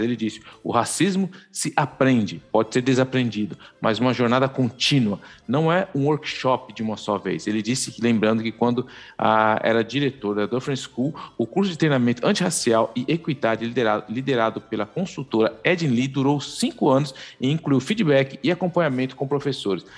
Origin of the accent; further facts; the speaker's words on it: São Paulo, Brazil; moved away as an adult; now in Canada; eu vim de Itaquera, é, eu sou, a gente veio lá do fundo da Zona Leste, família de quatro